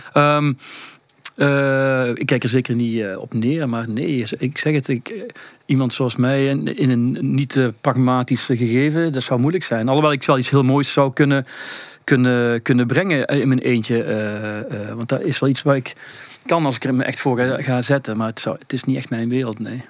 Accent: Belgium; also born or lived in Sittard, Netherlands; ik woon sinds mijn vierde in, eh, in België eigenlijk. Mhm. Dus ik heb Nederlandse roots. Ik ben in Sittard geboren, maar ik ik woon heel mijn leven wel hier in België

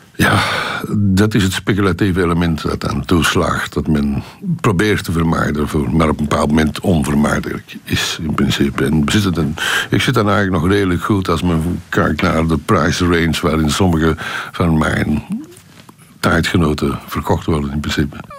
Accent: Antwerp, Flanders, Belgium; ik als geboren Antwerpenaar

